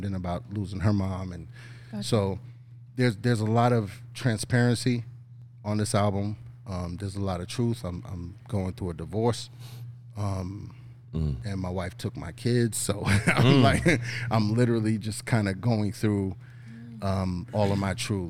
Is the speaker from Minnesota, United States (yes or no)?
no; New York, United States; We're from New York. We're from the East Coast